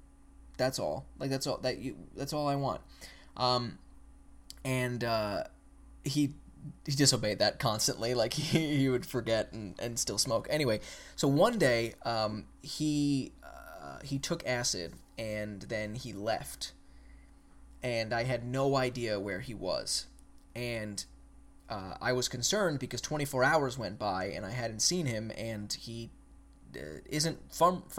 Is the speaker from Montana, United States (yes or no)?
no; Long Island, New York, United States; moved away as an adult; now in Virginia, United States; I was born and raised on Long Island.